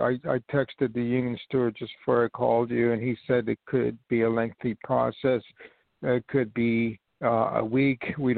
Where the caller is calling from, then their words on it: New York, United States; I'm calling from New York